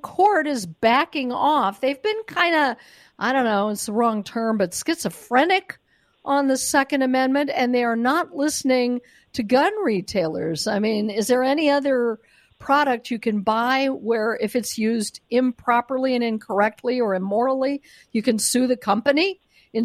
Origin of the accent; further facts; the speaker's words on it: Denver, Colorado, United States; moved away; This is my hometown. I no longer live there